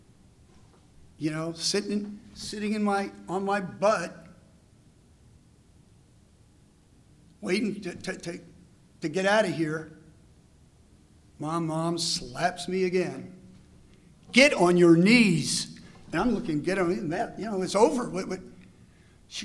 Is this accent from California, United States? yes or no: no; New York, United States; I grew up in New York